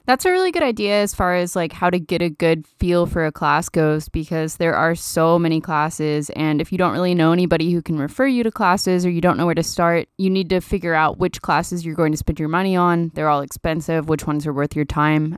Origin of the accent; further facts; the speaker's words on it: Dallas, Texas, United States; moved away; I'm from Dallas.